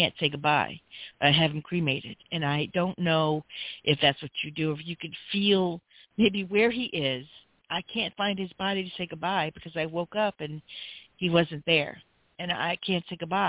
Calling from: Louisiana, United States; Hi, I'm calling from Louisiana

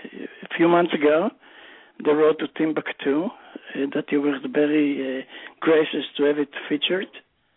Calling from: Philadelphia, Pennsylvania, United States

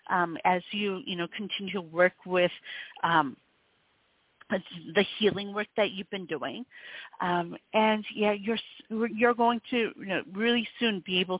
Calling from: Connecticut, United States; I'm calling from Connecticut.

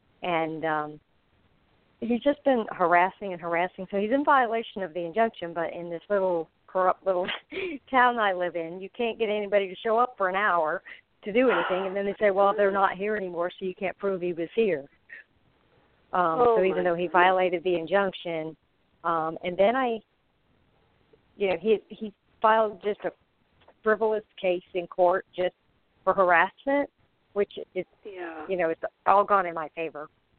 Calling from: Florida, United States; Yes, I'm in Florida.

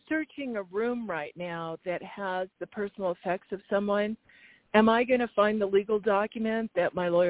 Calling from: Arizona, United States

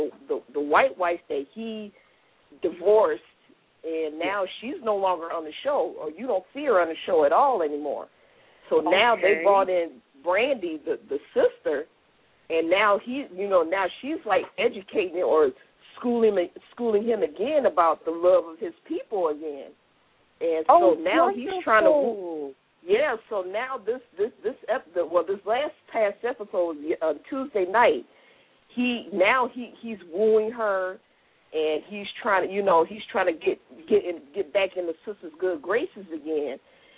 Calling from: U.S. Virgin Islands; I'm calling from St. Thomas.

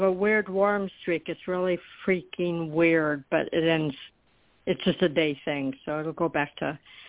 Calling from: Florida, United States

